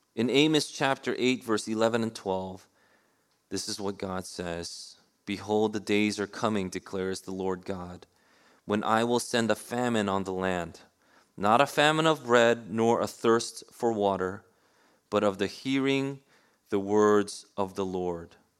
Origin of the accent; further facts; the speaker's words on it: New York City, New York, United States; I grew up in New York City